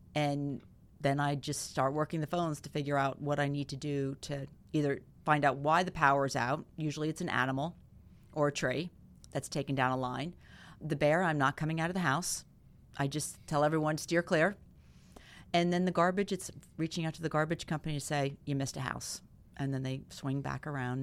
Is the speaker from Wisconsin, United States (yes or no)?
no; Clinton, New Jersey, United States; I grew up in Clinton, so I graduated Clinton Public in North Hunterdon